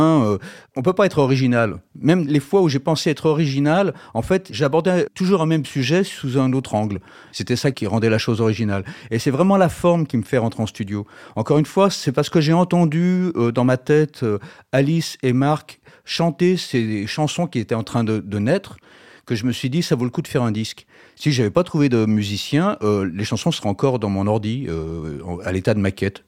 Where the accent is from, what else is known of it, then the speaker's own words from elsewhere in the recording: Lyon, Auvergne-Rhône-Alpes, France; on est des Lyonnais